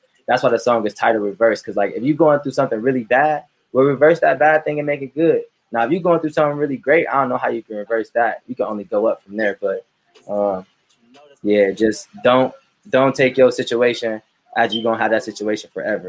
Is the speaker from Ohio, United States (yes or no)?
yes; Cleveland, Ohio, United States; So I'm from the Central Community in Cleveland, Ohio